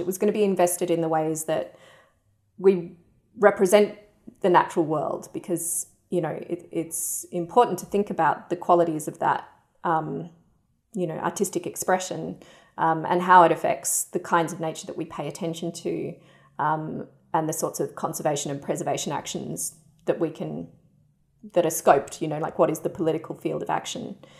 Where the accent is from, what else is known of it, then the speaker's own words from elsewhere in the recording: Perth, Western Australia, Australia; I grew up in Perth in Western Australia